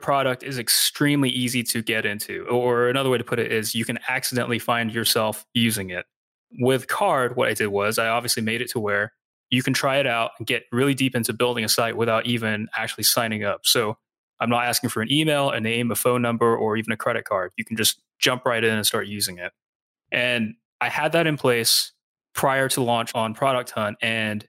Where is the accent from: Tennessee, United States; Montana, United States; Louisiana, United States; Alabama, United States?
Tennessee, United States; Nashville; The name of my hometown is Nashville, as in Nashville, Tennessee.